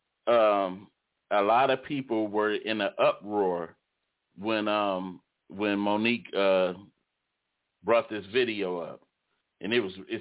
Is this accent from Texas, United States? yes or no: no; Detroit, Michigan, United States; I grew up in Detroit. I was born and raised in Detroit